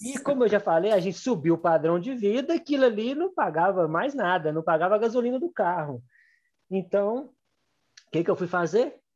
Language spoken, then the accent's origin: Portuguese; Gouveia, Minas Gerais, Brazil; also born or lived in Belo Horizonte; Sou do interior de Minas, né, de Gouveia, nasci aqui